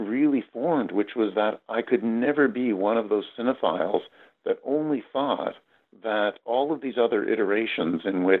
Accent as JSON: {"language": "English", "town": "Toronto", "region": "Ontario", "country": "Canada", "tie": "born or raised there", "said": "That's right. Yes."}